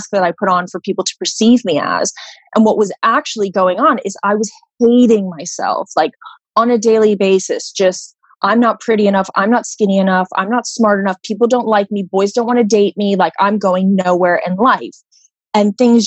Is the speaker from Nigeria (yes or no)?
no; Florida, United States; I grew up in Florida, you know, with a really normal life